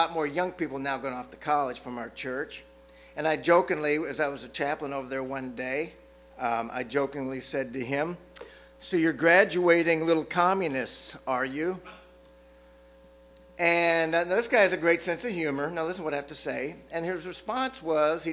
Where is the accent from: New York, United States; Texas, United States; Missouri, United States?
Texas, United States; Austin; I grew up in South Austin.